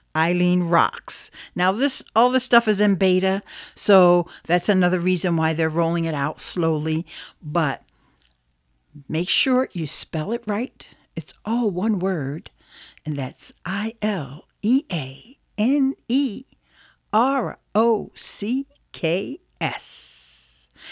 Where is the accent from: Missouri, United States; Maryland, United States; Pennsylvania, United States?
Pennsylvania, United States; Philadelphia; Philly's my hometown